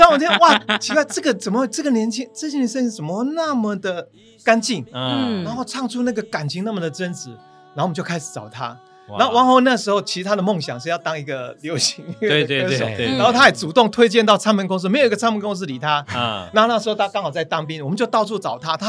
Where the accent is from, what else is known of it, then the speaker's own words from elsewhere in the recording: Taiwan; 真的觉得你会以台湾就身为台湾人，真的觉得很骄傲